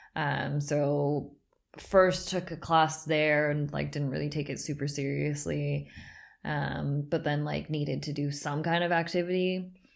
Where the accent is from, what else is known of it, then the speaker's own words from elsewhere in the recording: Southern California, United States; moved away as an adult; also born or lived in San Francisco, United States; now in Berlin, Germany; I grew up in Southern California